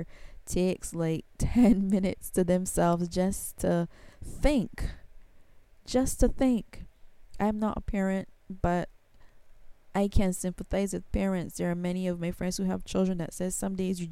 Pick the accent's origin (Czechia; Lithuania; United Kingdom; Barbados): Barbados; I am from Barbados. I'm in the Caribbean